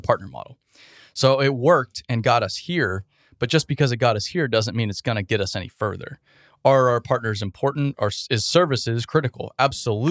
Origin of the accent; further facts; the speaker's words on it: Arizona, United States; I grew up in Arizona